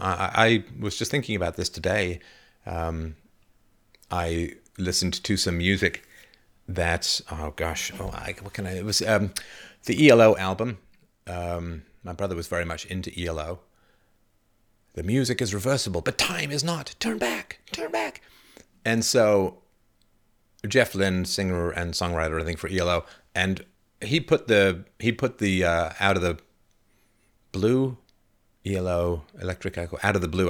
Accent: England, United Kingdom; I grew up in England, but my heritage is Irish slash German

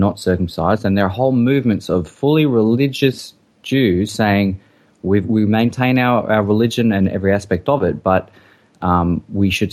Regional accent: Australia; we grew up in Australia

